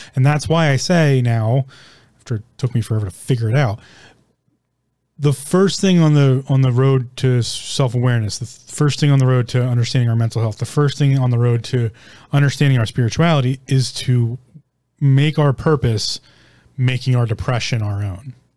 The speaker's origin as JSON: {"language": "English", "country": "United States", "said": "I'm an American. I live in America."}